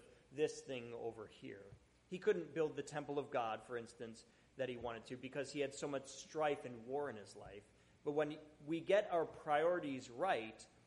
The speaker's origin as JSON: {"language": "English", "town": "Buffalo", "region": "New York", "country": "United States", "tie": "born or raised there", "said": "I grew up in Buffalo"}